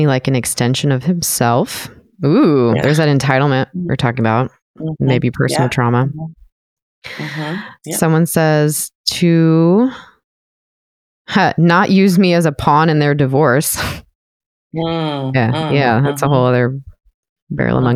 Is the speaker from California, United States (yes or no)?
yes; Southern California, United States; moved away; also born or lived in Washington; I grew up in Southern California